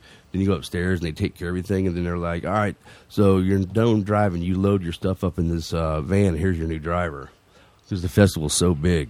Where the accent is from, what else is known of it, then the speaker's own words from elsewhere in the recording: Texas, United States; We're from Texas